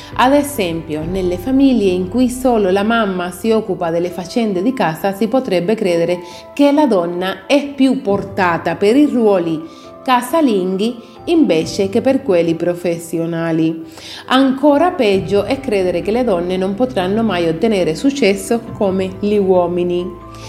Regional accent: Italy; In Italia attribuiamo un valore altissimo al cibo

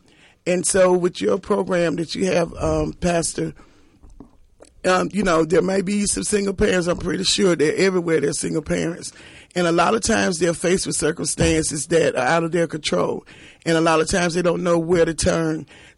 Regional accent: Atlanta, Georgia, United States; also born or lived in Clayton County, Georgia; being born and raised in Atlanta, I moved to Clayton County in 2006.

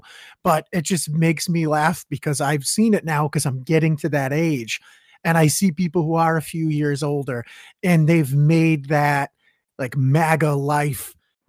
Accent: Massachusetts, United States; I'm from the middle of nowhere over here. Just shit kicking. I'm in the number one state for education in the union.

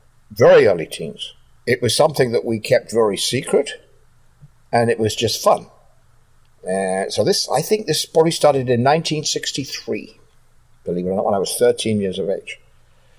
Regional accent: London, United Kingdom; I was born in London, England, in 1950

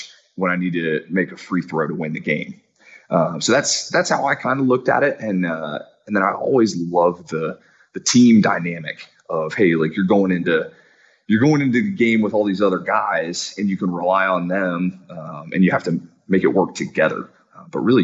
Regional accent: southeastern Ohio, United States; moved away as an adult; also born or lived in Upper Peninsula of Michigan, United States; now in Morocco; I was raised in southeastern Ohio

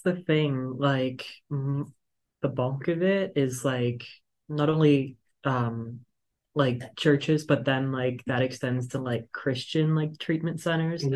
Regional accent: near Southfield, Michigan, United States; now in Ann Arbor, United States; pretty near where I'm from

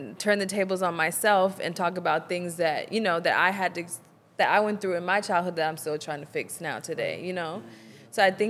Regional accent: the South, United States; I think growing up in the South and growing up in the church, and especially if you're in a small church or in a small community

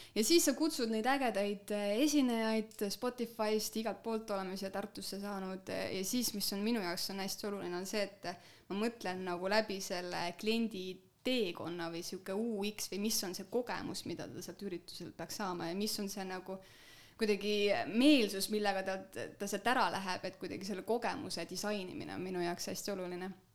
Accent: Sangaste, Valga County, Estonia; mina olen äh, pärit Sangaste alevikust

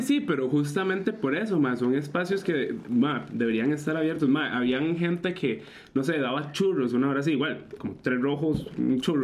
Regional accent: Costa Rica; todos los ticos dentro y fuera del país

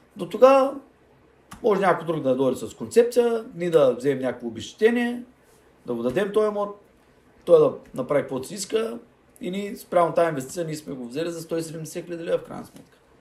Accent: Bulgaria; националист съм, червата си, българ съм, българ съм

